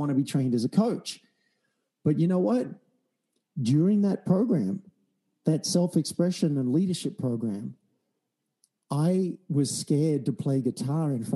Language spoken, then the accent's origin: English; Australia; I'm an Australian from a country town